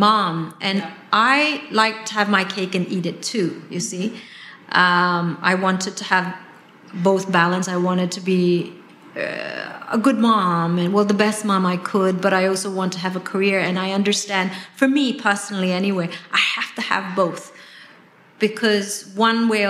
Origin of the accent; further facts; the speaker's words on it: West Java, Indonesia; moved away; I'm Indonesian, I grew up in West Java